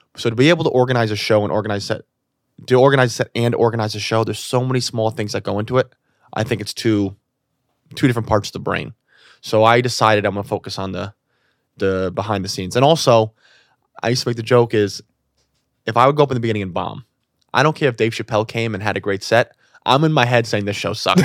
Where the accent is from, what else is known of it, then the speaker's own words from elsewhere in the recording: New York City, New York, United States; I'm born and raised in New York City